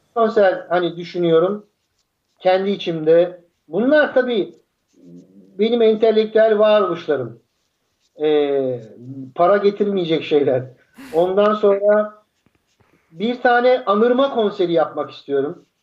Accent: Turkey; ben, sıradan bir Türk'üm.

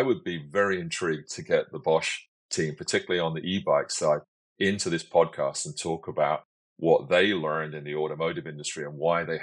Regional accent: London, United Kingdom; now in Victoria, Canada; when I was seven, I grew up in London

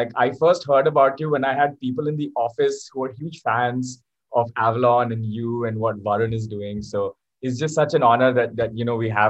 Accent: Abu Dhabi, United Arab Emirates; born there; also born or lived in Singapore / Malaysia / Delhi, India; I was born in Abu Dhabi, moved to Africa, Singapore, Malaysia, and then we came to India, Chanakyapuri, Delhi.

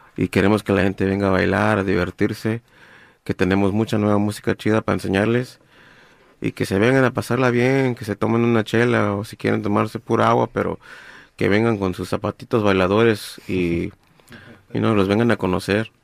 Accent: Guerrero, Mexico; now in Los Angeles, United States; yo, yo soy de Guerrero

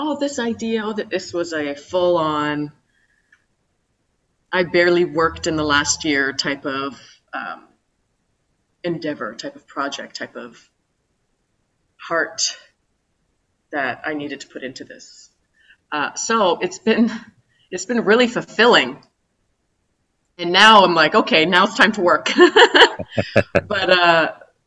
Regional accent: Calgary, Alberta, Canada; moved away; also born or lived in New York; I was born and raised in Calgary, Alberta, on the west side in the mountains.

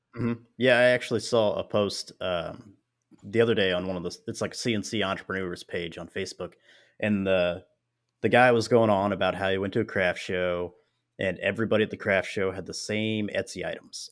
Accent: Springfield, Missouri, United States; my hometown, which is where I'm at, Springfield, Missouri

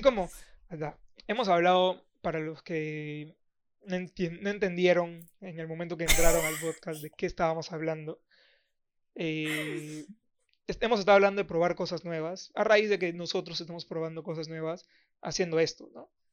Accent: Iquitos, Loreto, Peru; moved away; yo soy de Iquitos.

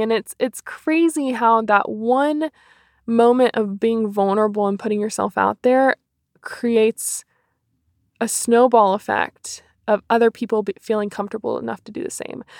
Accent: Cary, North Carolina, United States; now in Hickory, United States; I'm from Cary, North Carolina originally. I currently live in Hickory, North Carolina.

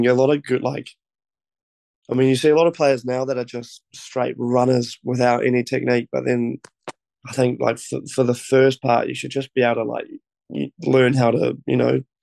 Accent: Auckland, New Zealand; moved away; I'm from South Auckland, born and raised.

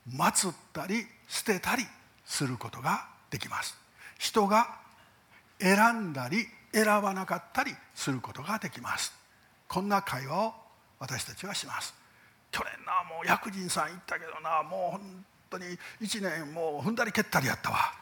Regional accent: Japan

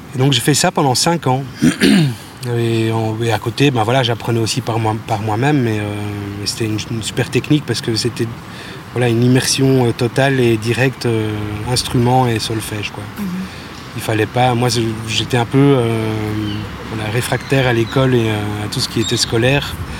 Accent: Bouillon, Wallonia, Belgium; moved away as an adult; also born or lived in Libramont; now in Brussels, Belgium; j'ai grandi à Bouillon, ou en tout cas dans les environs, pendant... Je suis parti à mes 18 ans

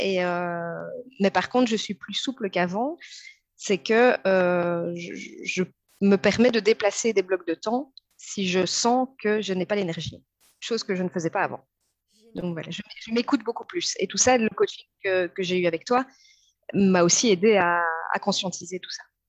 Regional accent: Belgium; je suis une maman de 36 ans, je suis belge

